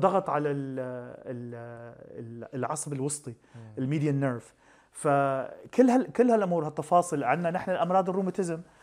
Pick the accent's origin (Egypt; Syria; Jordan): Syria; نحن عندنا بسوريا